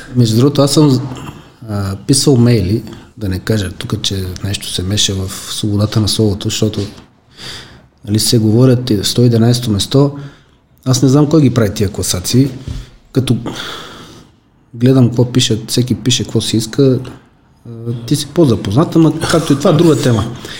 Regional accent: Veliko Tarnovo, Veliko Tarnovo Province, Bulgaria; Аз съм от Велико Търно

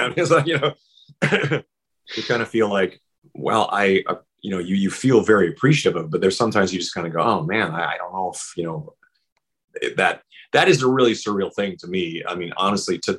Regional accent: Saskatchewan, Canada; moved away; also born or lived in Vancouver, Canada; growing up in Saskatchewan, all those major years of my life were spent in Vancouver

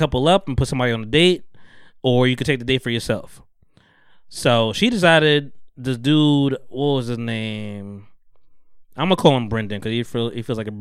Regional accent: United States; I'm American

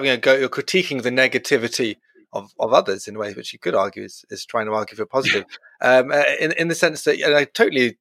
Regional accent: Brighton, South East England, United Kingdom; I'm from Brighton

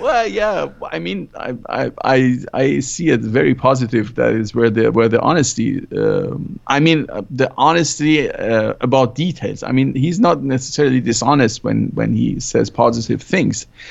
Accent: Germany; moved away as an adult; also born or lived in Iran; now in California, United States; growing up in Germany

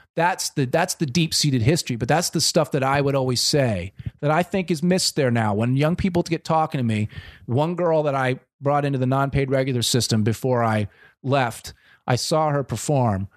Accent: Wilmington, Delaware, United States; moved away as an adult; now in Los Angeles, United States; I'm from Wilmington, Delaware

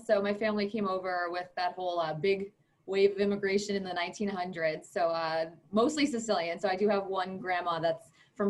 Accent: North Babylon, New York, United States; I'm from North Babylon.

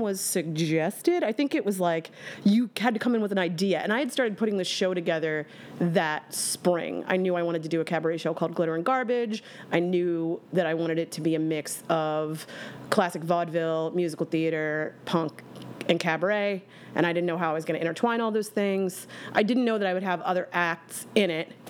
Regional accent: Bucks County, outside Philadelphia, Pennsylvania, United States; I am from Philadelphia, Pennsylvania, born and raised, actually outside of the city

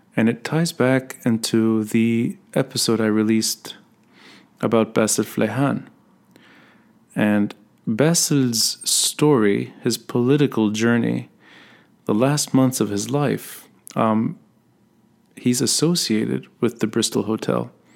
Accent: Beirut, Beirut Governorate, Lebanon; I grew up in Talat al-Khayat

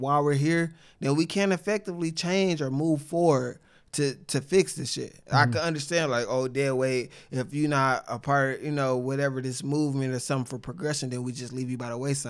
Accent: Sacramento, California, United States; I grew up in Sacramento.

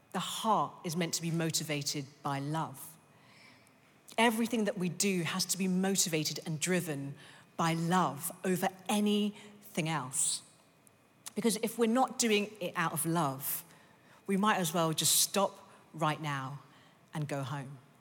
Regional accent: London, United Kingdom; I was born in East London, and then I grew up in North London

